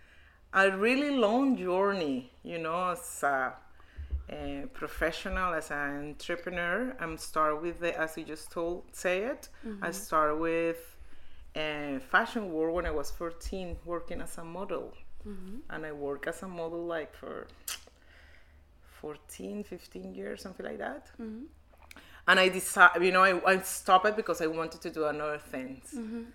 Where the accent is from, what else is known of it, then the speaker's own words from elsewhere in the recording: Cali, Valle del Cauca, Colombia; English is a second language; moved away as an adult; also born or lived in Bogota, Colombia; now in Oslo, Norway; I moved from Cali, my hometown, to Bogota, to the capital city.